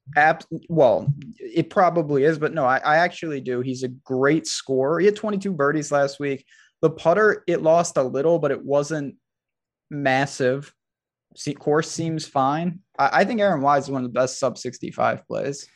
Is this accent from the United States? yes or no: yes; New York, United States; as a New Yorker